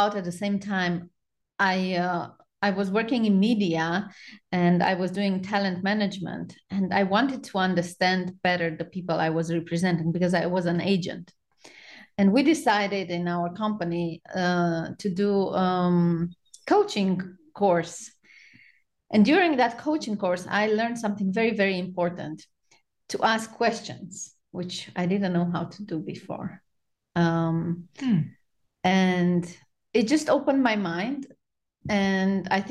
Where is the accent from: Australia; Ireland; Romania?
Romania; moved away as an adult; now in Charleston, United States; I was born in Romania and I lived in Romania till 5 years ago